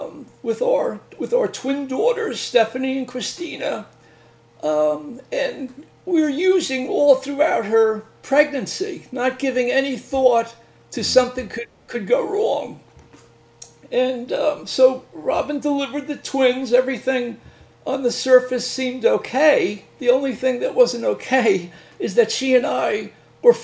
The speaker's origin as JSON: {"language": "English", "area": "Northeast Long Island", "region": "New York", "country": "United States", "tie": "born or raised there", "said": "I'm from Long Island originally"}